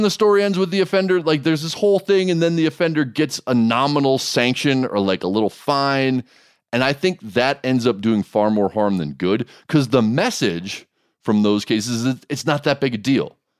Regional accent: Oahu, Hawaii, United States; I grew up on Oahu

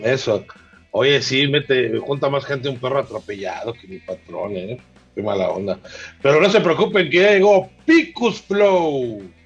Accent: Mexico

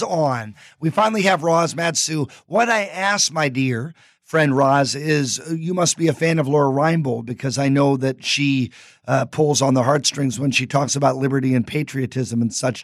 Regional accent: Anchorage, Alaska, United States; I grew up in Anchorage, was there 35 years

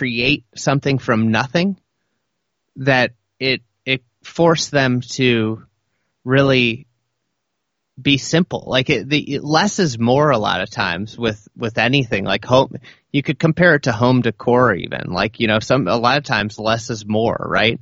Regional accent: Lake Bluff, Illinois, United States; I grew up in Lake Bluff

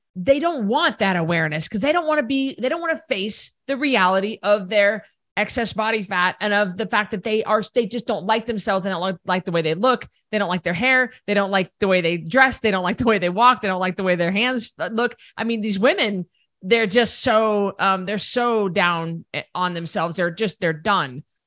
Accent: Idaho, United States; We're both from Idaho

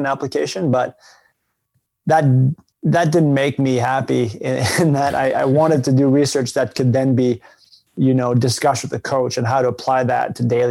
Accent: Canada; moved away as an adult; I'm from Canada originally

